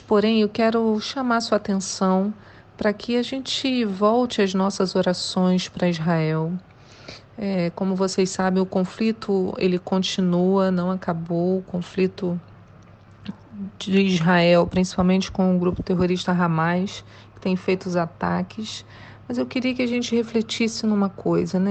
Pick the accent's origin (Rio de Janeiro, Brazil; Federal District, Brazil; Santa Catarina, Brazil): Rio de Janeiro, Brazil; São Gonçalo; Mas eu sou de São Gonçalo, né? Então não posso nem dizer que sou carioca da Gema